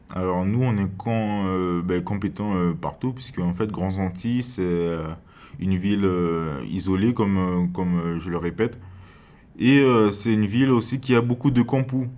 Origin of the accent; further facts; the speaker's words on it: Cayenne, French Guiana; moved away as an adult; now in Grand-Santi, French Guiana; je viens, je viens de Cayenne